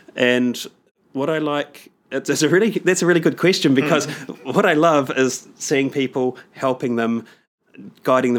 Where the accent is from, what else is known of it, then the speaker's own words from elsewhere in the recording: Palmerston North, Manawatū-Whanganui, New Zealand; I'm from Palmerston North in New Zealand.